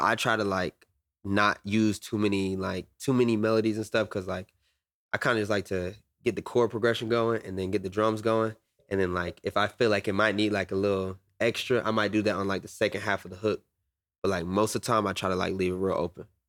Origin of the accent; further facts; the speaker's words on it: Atlanta, Georgia, United States; I'm from Atlanta